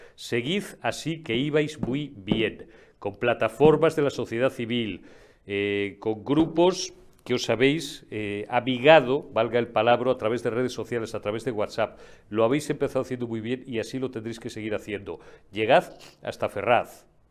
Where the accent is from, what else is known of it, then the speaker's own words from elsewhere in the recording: Zamora, Castile and León, Spain; en mi tierra zamorana